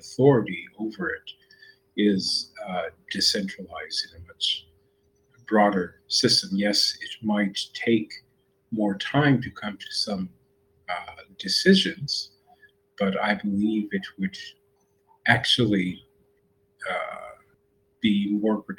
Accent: United States; I'm American

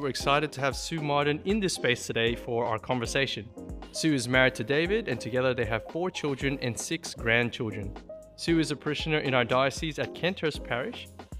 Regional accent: Philippines; now in Australia; I remember when we first moved to Australia, I'm from the Philippines with my family, and basically we didn't know what scones were.

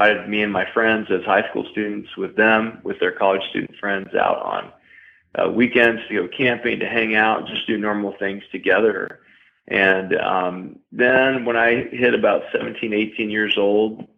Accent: Tennessee, United States; I was raised in Tennessee in the woods with rednecks

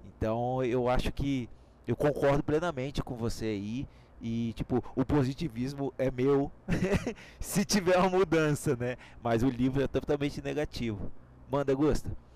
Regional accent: Brazil; nós somos brasileiros

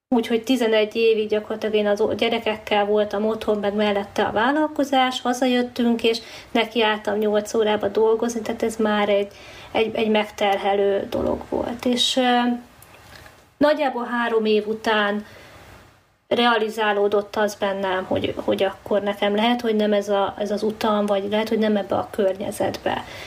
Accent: Hungary; moved away as an adult; itthon a, az évszakok, meg a természet, tehát az eh, szinte semmivel nem fogható, hát ebben nőttünk fel

